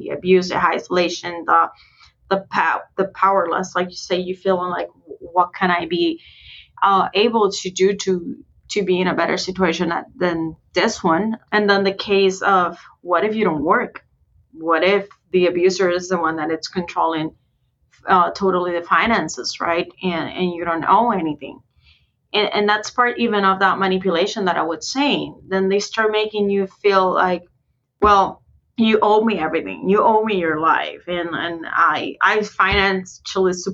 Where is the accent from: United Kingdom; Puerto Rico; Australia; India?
Puerto Rico; moved away as an adult; also born or lived in Wisconsin; I moved out from Puerto Rico to the US, especially to Wisconsin, which is pretty far from where I came from